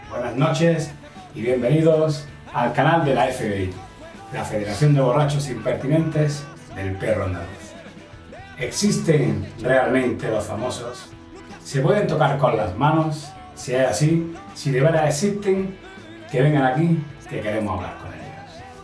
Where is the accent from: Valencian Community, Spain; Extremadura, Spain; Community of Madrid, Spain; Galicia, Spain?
Valencian Community, Spain; Agost; Alicante, Alicante, de un pueblo.